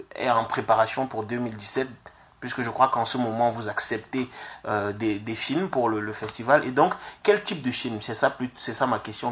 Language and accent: French; Cameroon; moi je suis originaire de, de l'Afrique, plus précisément du Cameroun